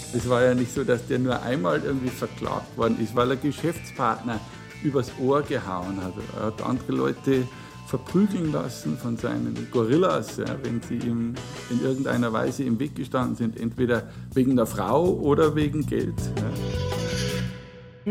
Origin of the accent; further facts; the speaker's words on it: Regensburg, Bavaria, Germany; also born or lived in Deggendorf; ich bin gebürtiger Deckendorfer, aber meine Heimatstadt ist Regensburg. Wir sind nach Regensburg gezogen, als ich ein Kind war